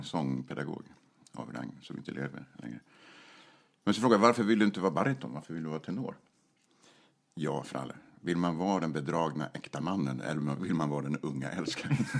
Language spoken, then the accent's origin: Swedish; Stockholm, Stockholm County, Sweden; jag är född i Stockholm